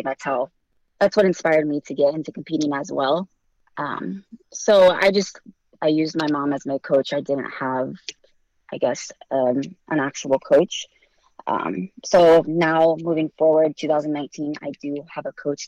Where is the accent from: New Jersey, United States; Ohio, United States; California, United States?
Ohio, United States; Randolph; moved away as an adult; now in Fort Lauderdale, United States; I'm originally from a small town in Ohio called Randolph. Right now I live in Fort Lauderdale, Florida